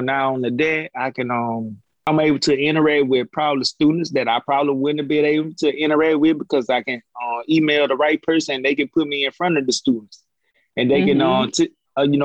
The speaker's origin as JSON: {"language": "English", "town": "Jackson", "region": "Alabama", "country": "United States", "tie": "born or raised there", "moved": "yes", "said": "my hometown, Jackson"}